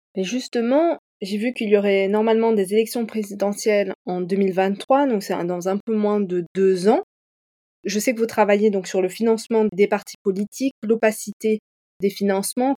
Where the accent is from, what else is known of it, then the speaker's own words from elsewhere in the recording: Montpellier, Occitania, France; Je suis originaire de Montpellier